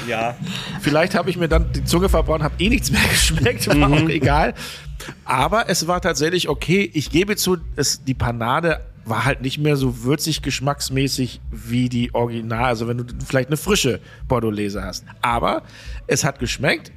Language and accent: German; Großenaspe, Schleswig-Holstein, Germany; aus da, wo ich herkomme, äh, großen Aspe